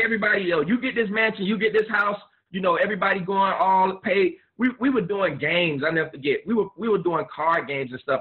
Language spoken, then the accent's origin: English; Miami, Florida, United States; I'm a Miami boy, born and raised in Miami